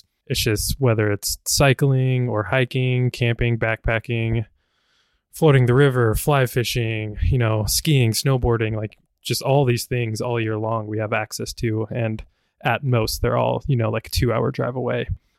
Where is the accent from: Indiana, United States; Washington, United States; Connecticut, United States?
Washington, United States; oh yeah, I'm from Washington State, which kind of blew my mind because I mean, like Idaho and Washington, they're right next to each other.